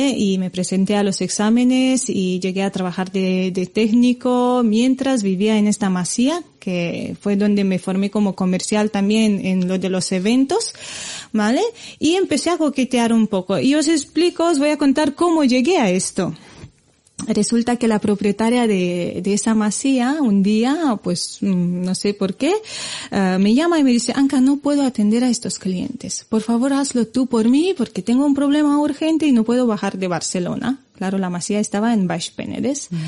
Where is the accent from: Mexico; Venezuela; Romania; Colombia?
Romania; Spanish is a second language; moved away as an adult; now in Spain; antes de, mudarme aquí a España, que ya llevo años, de hecho, si, si cuento bien, creo que tiro ya para los 16 años aquí, me considero más española que, que rumana